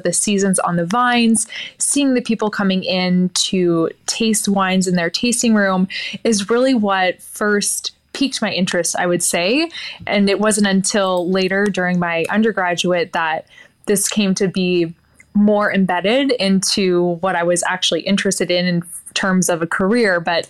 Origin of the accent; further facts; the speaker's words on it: Oregon, United States; So I'm born and raised in the Willamette Valley in Oregon.